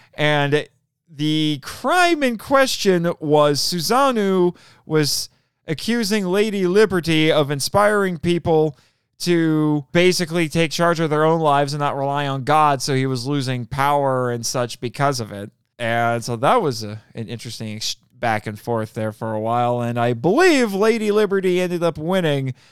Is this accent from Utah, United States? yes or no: no; Fort Wayne, Indiana, United States; I'm from Fort Wayne, too